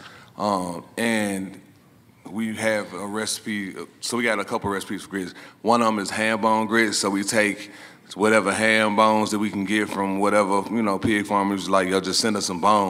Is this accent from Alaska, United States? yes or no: no; Memphis, Tennessee, United States; I'm from Memphis, Tennessee, aka barbecue pork capital of the world.